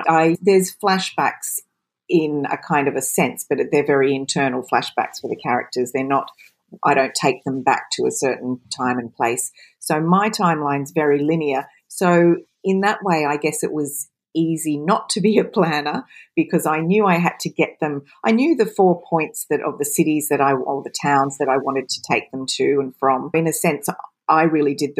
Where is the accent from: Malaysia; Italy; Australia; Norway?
Australia; accent: Australian; also born or lived in United Kingdom; You can probably tell from my accent I'm Australian, but I lived between the UK and Australia for so many years